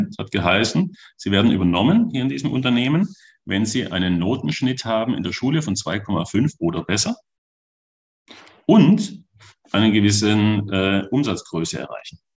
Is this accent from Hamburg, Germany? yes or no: no; Baden-Württemberg, Germany; Da bin ich Schwabe durch und durch.